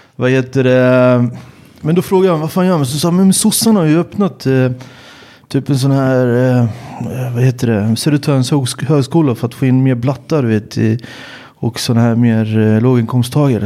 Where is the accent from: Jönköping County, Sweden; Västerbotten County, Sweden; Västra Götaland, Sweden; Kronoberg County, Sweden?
Jönköping County, Sweden; Jönköping; moved away as an adult; also born or lived in Malmö / Stockholm / Serbia; jag är född i Sverige, jag är född i Jönköping